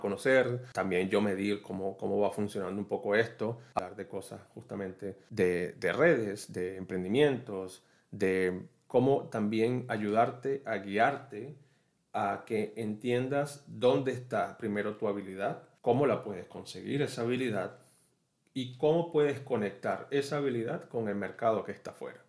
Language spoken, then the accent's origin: Spanish; Venezuela; moved away as an adult; now in Orlando, United States; soy de Venezuela, vivo aquí en los Estados Unidos, específicamente en la ciudad de Orlando.